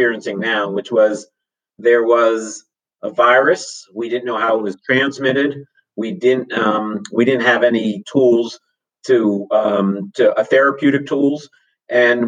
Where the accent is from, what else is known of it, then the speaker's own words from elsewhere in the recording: Harrisburg, Pennsylvania, United States; now in Santa Cruz, United States; I was 14 years old growing up in Harrisburg, Pennsylvania